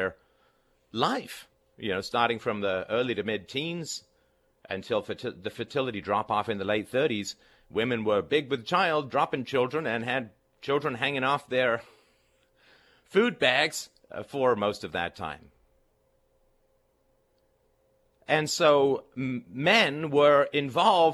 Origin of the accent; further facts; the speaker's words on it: England, United Kingdom; when I was growing up in England